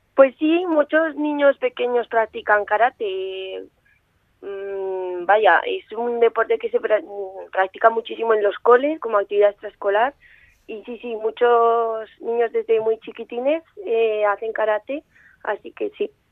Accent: Zaragoza, Aragon, Spain; he nacido aquí, Y vivo aquí

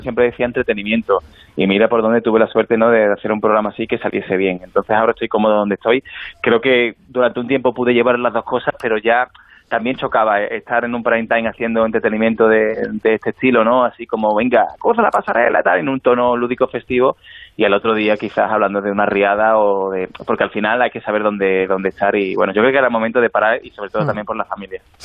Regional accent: Alcalá, Spain; yo en mi pueblo, en, Alcalá

